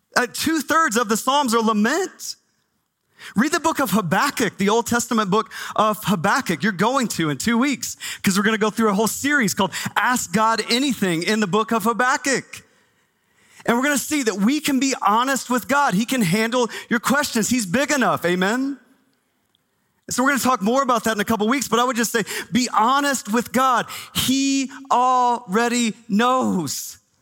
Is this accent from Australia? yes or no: no; Texas, United States; now in Phoenix, United States; I grew up in Texas